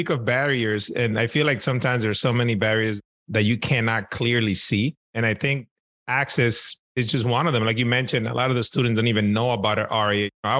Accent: New York City, New York, United States; I grew up in New York City in Washington Heights, uptown Manhattan.

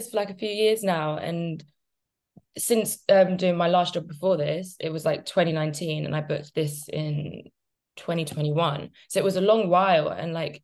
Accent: Jamaica; I'm Jamaican

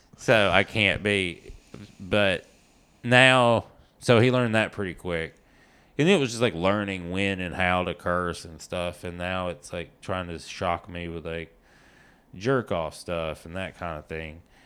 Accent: East Tennessee, United States; now in Los Angeles, United States; I'm from East Tennessee

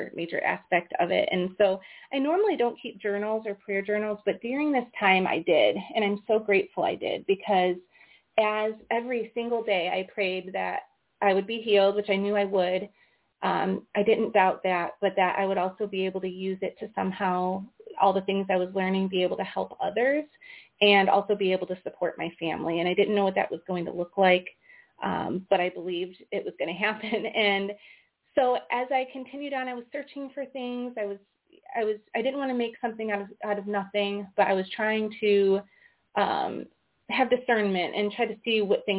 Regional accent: Iowa, United States; We're from Iowa.

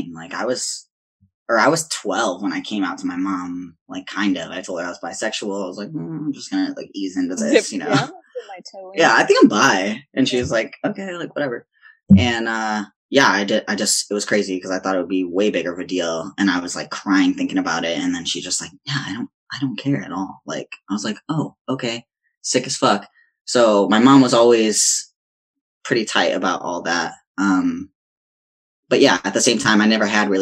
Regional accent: Chicago, Illinois, United States; also born or lived in Wisconsin; now in San Francisco, United States; I'm from Chicago

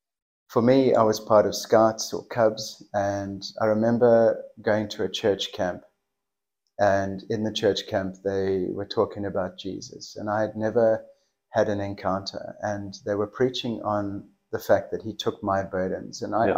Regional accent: South Africa; first language English; moved away as an adult; also born or lived in Melbourne, Australia / Tokai, Cape Town; now in Australia; we moved from South Africa because of his job requirement. Okay. So we literally emigrated. And then after 2 years, we moved back to South Africa.

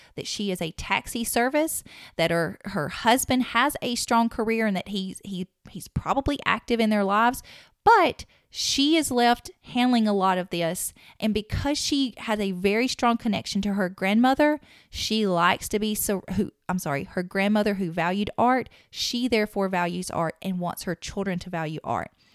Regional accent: the South, United States; accent: southern; my southern accent

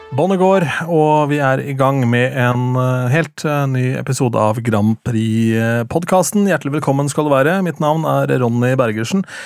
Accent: Lillestrøm, Akershus, Norway; min hjemby, eller min hjemkommune Lillestrøm

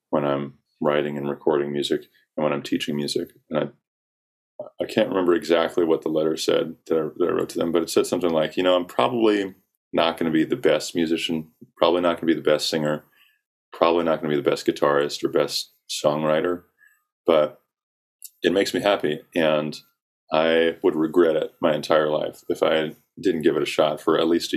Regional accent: South Carolina, United States; I grew up in South Carolina

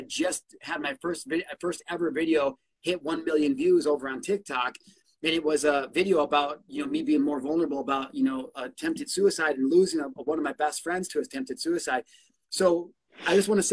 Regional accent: Illinois, United States; I'm from Illinois

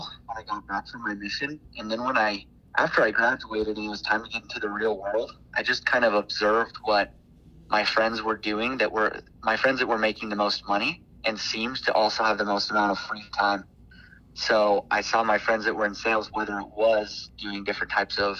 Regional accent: Kaysville, Utah, United States; also born or lived in Guadalajara, Mexico; I'm from Kaysville, Utah

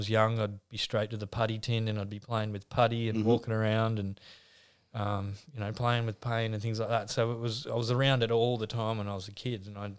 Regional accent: Newcastle, New South Wales, Australia; Yeah, played rugby league for a long time.

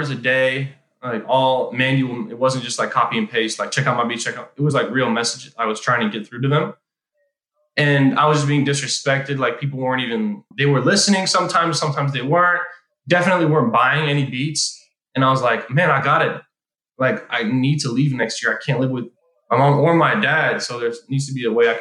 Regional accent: Iowa, United States; moved away as an adult; also born or lived in Israel; on the plane back from Israel to Iowa and then finished up high school

